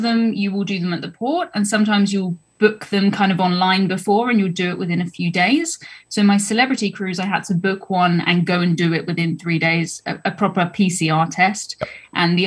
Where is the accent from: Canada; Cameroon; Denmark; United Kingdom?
United Kingdom; I'm from the South Coast